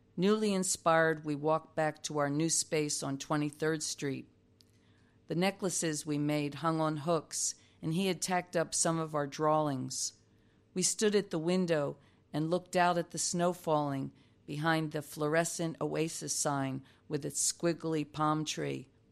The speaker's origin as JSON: {"language": "English", "region": "New Jersey", "country": "United States", "tie": "born or raised there", "also_born_or_lived": "New York", "moved": "as an adult", "said": "I was raised in South Jersey next to a pig farm."}